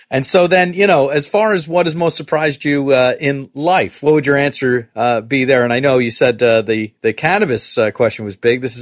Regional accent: New York, United States; I'm making fun of myself being a New Yorker.

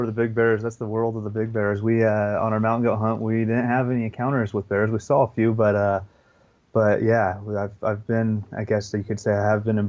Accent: Western United States, United States; growing up in the Western United States, I haven't had a ton of opportunity to hunt whitetails

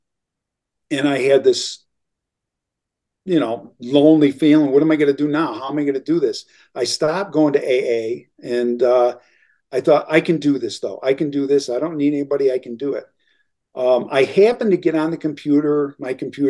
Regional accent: Elmira, New York, United States; moved away as an adult; once I moved back to my hometown in upstate New York, in Elmira

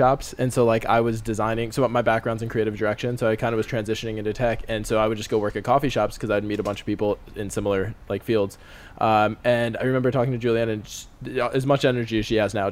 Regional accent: Las Vegas, Nevada, United States; also born or lived in Milwaukee, Wisconsin; born almost and raised. I've been there since I was 8

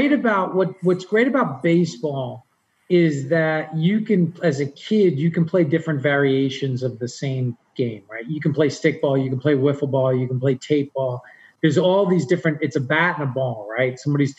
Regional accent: New York, United States; growing up in New York

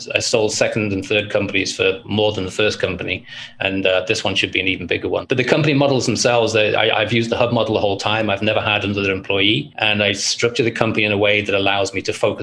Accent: Liverpool, North West England, United Kingdom; I grew up in Liverpool, England, and my childhood was one of poverty

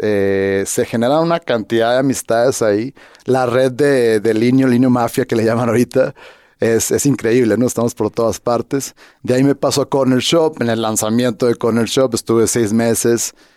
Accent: Hermosillo, Sonora, Mexico; moved away as an adult; also born or lived in Guadalajara / Mexico City; soy de Hermosillo

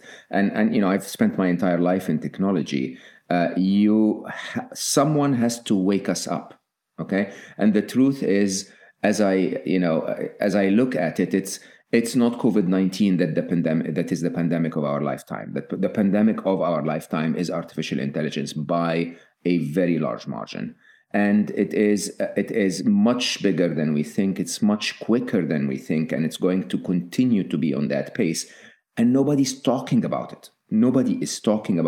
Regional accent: Egypt; born or raised there; moved away

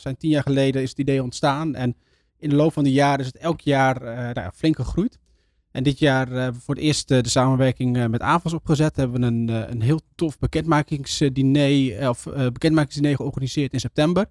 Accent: northern Netherlands, Netherlands; ik kom zelf uit Noord-Nederland

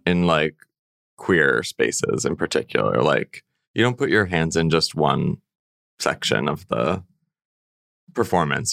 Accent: central Illinois, United States; also born or lived in California / Connecticut; I grew up in central Illinois

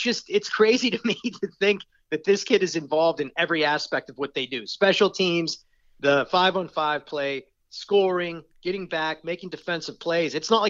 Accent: Pittsburgh, Pennsylvania, United States; growing up in Pittsburgh

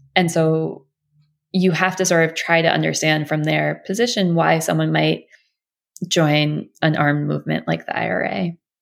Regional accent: United States; as an American

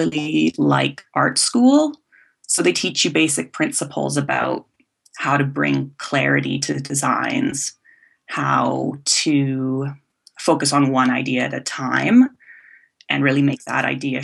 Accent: Vancouver Island, west coast of Canada, British Columbia, Canada; I came from the west coast of Canada. I was born on Vancouver Island, and I think I was always crafty growing up

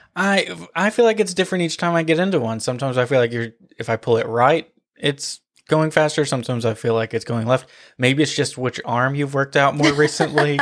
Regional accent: outside of Nashville, Tennessee, United States; where we grew up outside of Nashville

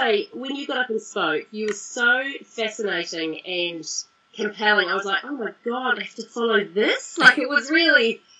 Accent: Christchurch, Canterbury, New Zealand; moved away as an adult; I grew up in Christchurch, and I lived there until I was 21

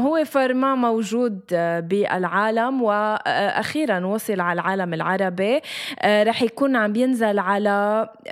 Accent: Lebanon; نحن لبنانيه

